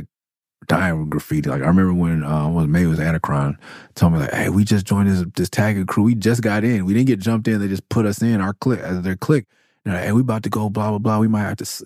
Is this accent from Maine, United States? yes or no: no; Los Angeles, California, United States; I was born in Midtown and still went to elementary school for a little bit over there